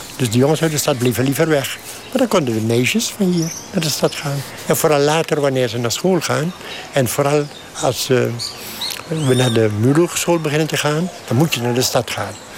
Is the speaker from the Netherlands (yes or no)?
no; Suriname; Als boer ben ik Surinamer.